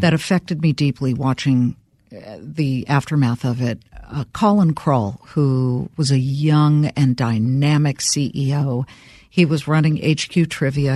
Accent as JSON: {"language": "English", "town": "Los Angeles", "region": "California", "country": "United States", "tie": "born or raised there", "said": "I grew up in Los Angeles, Beverly Hills"}